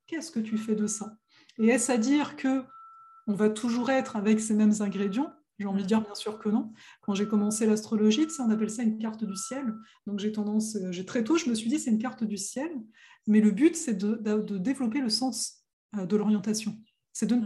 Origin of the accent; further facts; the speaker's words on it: France; nous, on est né, on est français, donc l'anglais, c'est une langue étrangère